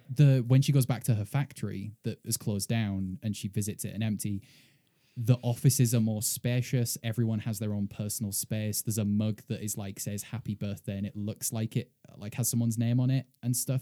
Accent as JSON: {"language": "English", "country": "United Kingdom", "moved": "yes", "lives_now": "United States", "said": "as a British person, uh, co-, coming to America"}